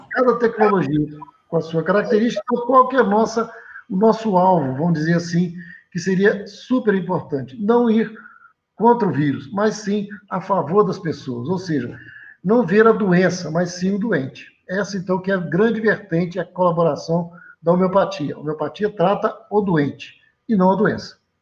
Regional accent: Leopoldina, Minas Gerais, Brazil; Eu sou natural de Leopoldina

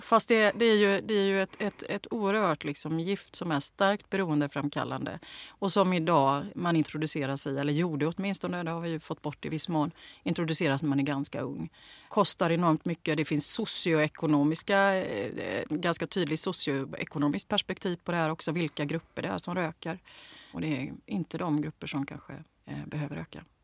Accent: Gothenburg, Västra Götaland, Sweden; Jag växte upp i Bergsjön

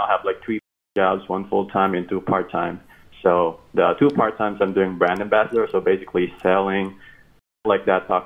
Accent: Philippines; moved away as an adult; now in Minnesota, United States; I'm from the Philippines 4 years ago, came to the United States

